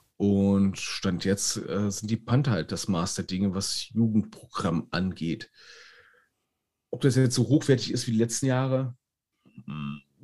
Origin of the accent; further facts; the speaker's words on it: Berlin, Germany; Ich als Berliner